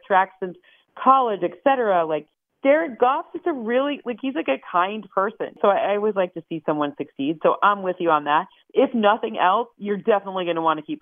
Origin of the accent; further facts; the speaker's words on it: Michigan, United States; I'm from Michigan